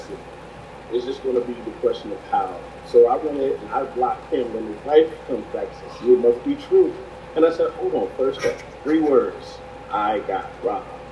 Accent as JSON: {"language": "English", "region": "New Jersey", "country": "United States", "said": "I'm from Jersey"}